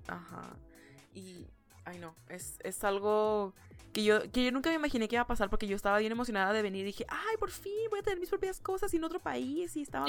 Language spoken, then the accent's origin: Spanish; Ciudad Juárez, Chihuahua, Mexico; moved away as an adult; now in United States; las personas en Juárez, de donde soy yo